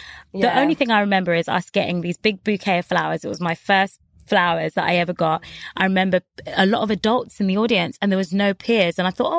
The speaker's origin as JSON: {"language": "English", "region": "London", "country": "United Kingdom", "tie": "born or raised there", "said": "I've always been North London. So when I moved from Kingsbury, I kept North."}